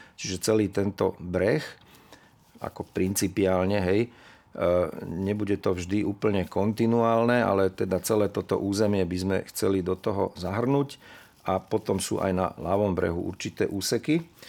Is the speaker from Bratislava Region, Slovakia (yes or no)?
yes; Bratislava, Bratislava Region, Slovakia; Ja som vyrastal v starom meste, od starého mosta to bolo asi 200 metrov, tam pri Štúrovej ulici som vyrastal